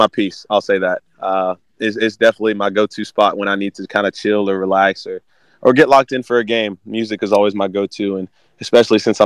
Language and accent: English; Auburn, Alabama, United States; also born or lived in Florida; I was born in a smaller town in Florida, moved to a smaller town in Alabama before coming to Auburn. I actually moved here when I was in third going into fourth grade.